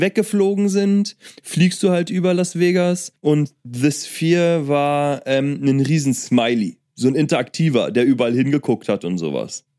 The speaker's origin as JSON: {"language": "German", "country": "Germany", "said": "ich komm nicht mal aus Amerika, ich bin Deutscher"}